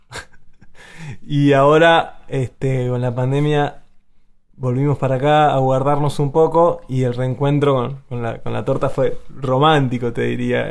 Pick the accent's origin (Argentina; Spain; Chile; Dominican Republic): Argentina; Azul, Buenos Aires Province; la provincia de Buenos Aires eh, es mi tierra, si hago zoom es azul y si todavía hago más zoom es mi casa